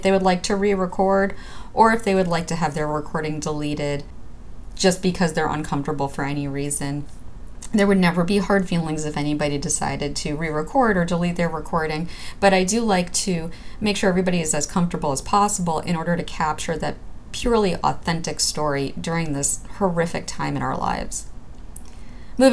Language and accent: English; New York City, New York, United States; growing up in Brooklyn, New York